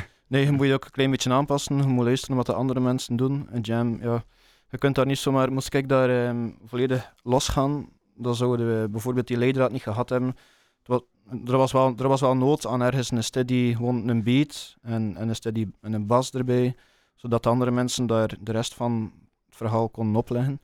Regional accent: Bruges, Flanders, Belgium; Ik ben van Brugge, of oorspronkelijk van Brugge

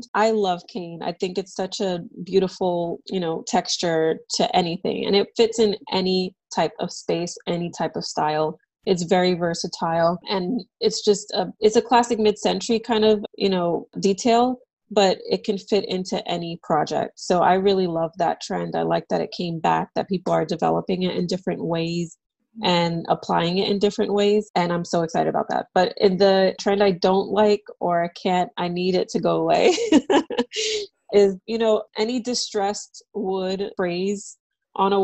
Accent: New York City, New York, United States; moved away as an adult; also born or lived in Harlem, New York; now in Connecticut, United States; I grew up in New York City

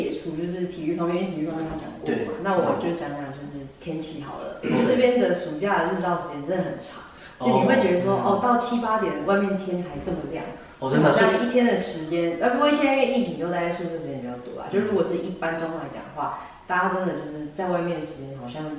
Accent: Taipei, Taiwan; moved away as an adult; now in Milwaukee, United States; 我是台北人。

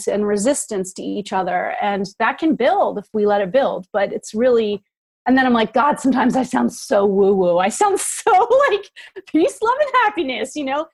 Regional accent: United States

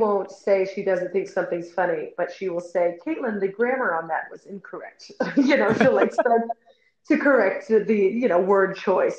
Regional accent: San Francisco, California, United States; moved away as an adult; now in New York, United States; I'm from San Francisco.

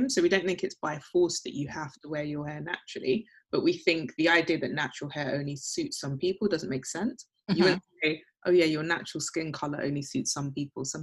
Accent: London, United Kingdom; born there; So my two older brothers were born in, in Accra and I was born in London. So I suppose I'm a first generation immigrant.

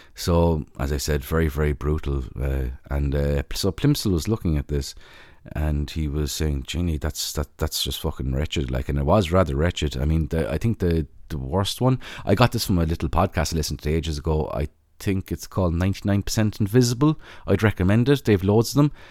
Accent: Ireland; as an Irish person

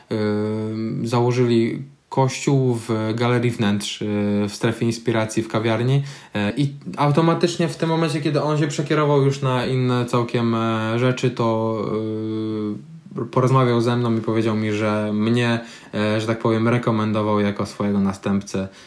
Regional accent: Tricity, Pomeranian Voivodeship, Poland

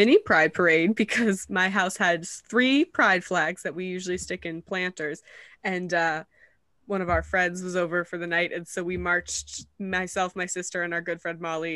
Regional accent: New England, United States; we're from New England

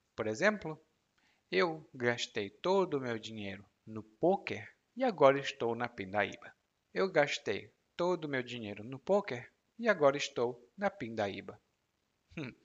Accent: Brazil; moved away; also born or lived in Salvador, Brazil; como brasileiro

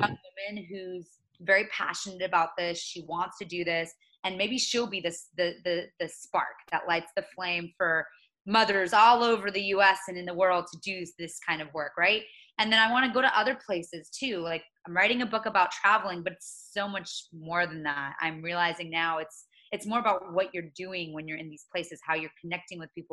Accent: Mulberry, Florida, United States; moved away as an adult; now in Washington, D.C., United States; I personally am trying to go back actually to my hometown in Mulberry in Polk County.

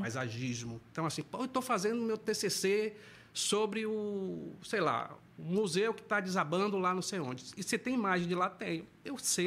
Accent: Santo Amaro, Bahia, Brazil; now in Salvador, Brazil; sou do interior do estado, sou de Santo Amaro da Purificação

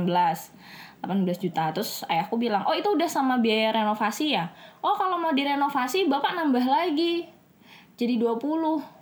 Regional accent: Kalimantan, Indonesia; karena ibunya tahu kita dari Kalimantan maksudnya dari luar Jawa

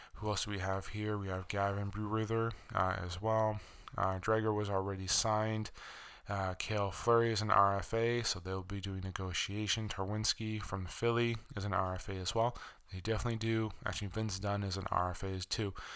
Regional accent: Canada; as a Canadian

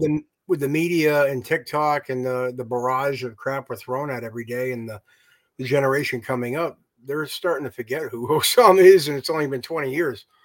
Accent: United States; I'm ignorant American

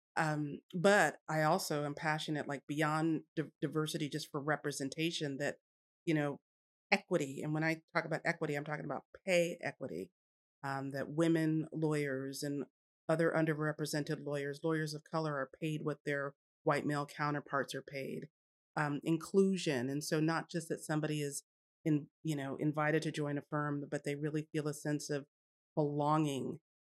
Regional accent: Jersey Shore, New Jersey, United States; moved away as an adult; now in Texas, United States; I grew up on the Jersey Shore

